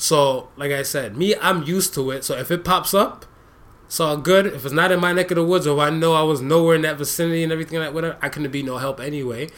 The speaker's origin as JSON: {"language": "English", "country": "United States", "tie": "born or raised there", "also_born_or_lived": "Jamaica (ancestry)", "moved": "yes", "lives_now": "Canada", "said": "me being that American raised dude"}